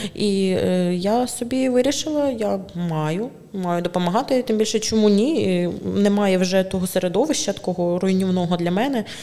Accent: Druzhkivka, Donetsk Oblast, Ukraine; moved away as an adult; also born or lived in Kyiv; now in Chernivtsi, Ukraine; народилась я в Дружківці, в принципі, свідоме життя, половину свого свідомого життя прожила там

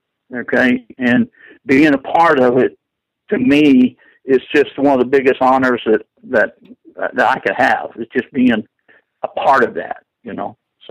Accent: Indiana, United States; moved away; I grew up in Indiana

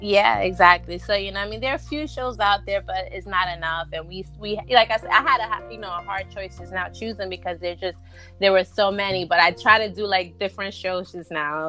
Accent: New York City, New York, United States; Both my parents are from Honduras, um, but I was born and raised in Brooklyn

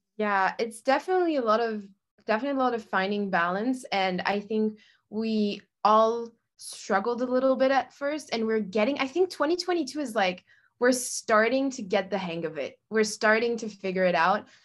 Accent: France; now in Los Angeles, United States; I'm originally from France, France. Oh my God. Uh, but I'm currently living in LA.

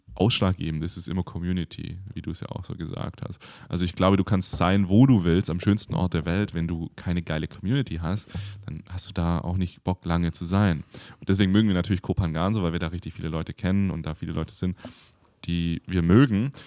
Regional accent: near Stuttgart, Baden-Württemberg, Germany; now in Berlin, Germany; Ich komme ja aus der Nähe in Stuttgart

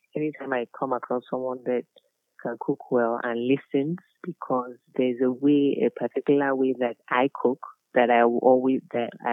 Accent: Lagos, Nigeria; I'm a local girl. I'm from Isaleko.

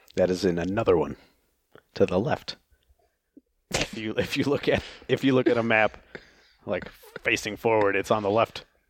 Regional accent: Oklahoma, United States; in, uh, Oklahoma, where I'm from

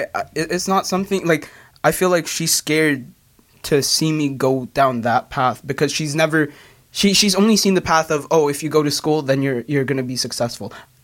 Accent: Philippines; No, we're Filipino, by the way.

